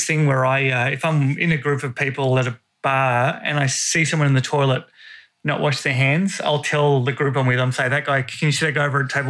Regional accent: Australia; Yeah, I got a weird accent. What I say turn, it? Burn words, even yeah. though I am Australian. My brothers have it as well.

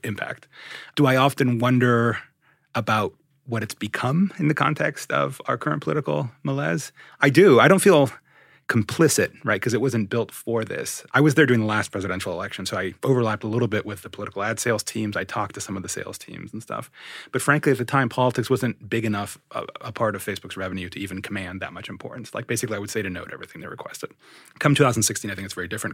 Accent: Miami, Florida, United States; moved away as an adult; also born or lived in Orange County, California / Berkeley, California / New York; now in San Francisco Bay Area, United States; I was raised in the Spanish, Thailand stucco nightmares of the Miami suburbs, the far western parts of the city, what's known as the Southwest Miami

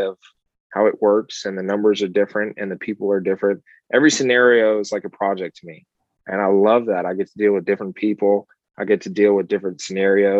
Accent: Kentucky, United States; now in Pompano Beach, United States; I'm actually from Kentucky originally

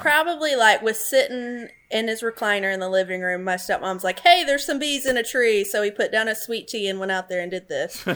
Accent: Alabama, United States; now in Florida, United States; So I grew up in Alabama

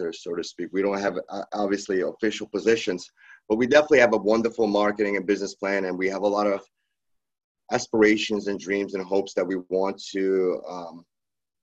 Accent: New York City, New York, United States; we're Brooklyn natives. We were raised in Brooklyn and played hockey

